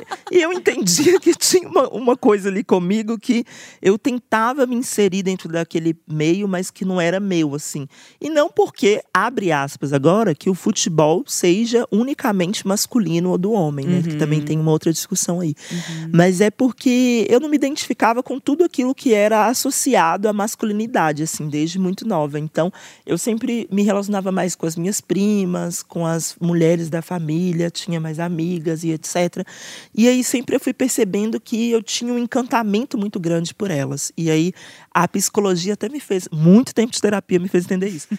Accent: Belo Horizonte, Minas Gerais, Brazil; eu sou nascida e criada em Belo Horizonte

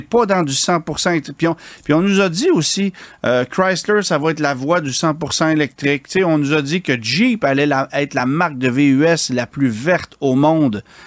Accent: Quebec, Canada; chez nous au Québec

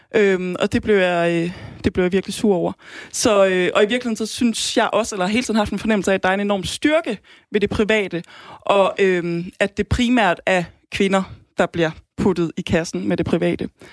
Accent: Aarhus, Central Denmark Region, Denmark; kommer fra Aarhus

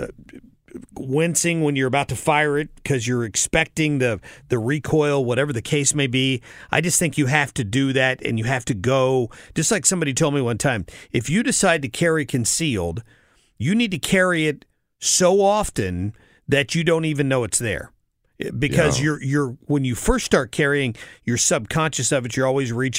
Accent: the South, United States; I'm from the South.

